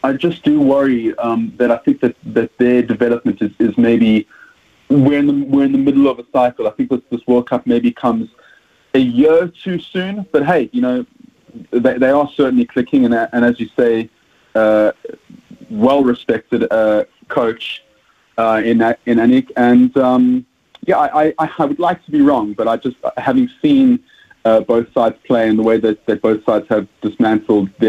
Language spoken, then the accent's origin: English; South Africa; accent: South African; As you can hear from my accent, I'm South African